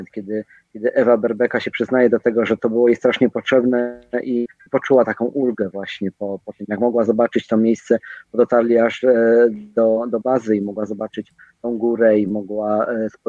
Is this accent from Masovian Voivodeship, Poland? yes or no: no; Zakopane, Lesser Poland, Poland; ona e, z Zakopanego, ja z Zakopanego